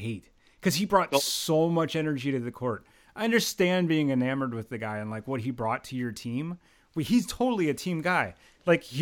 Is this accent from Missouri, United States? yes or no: no; Philadelphia area, Pennsylvania, United States; I was from like the Philly area.